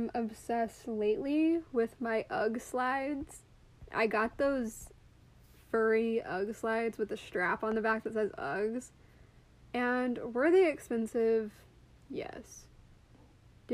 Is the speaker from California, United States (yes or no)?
no; Arkansas, United States; I grew up in Arkansas